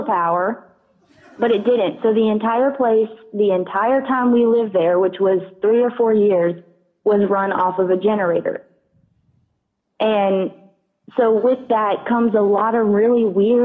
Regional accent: the South, United States; I grew up in the South

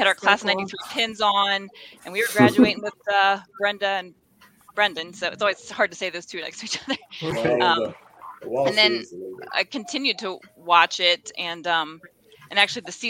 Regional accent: Laurel, Maryland, United States; moved away; I grew up in Laurel, Maryland, just outside of DC.

